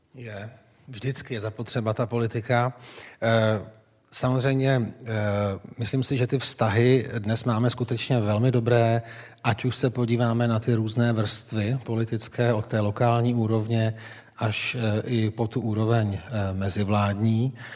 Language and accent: Czech; Czechia; pro člověka, který pochází z pohraničí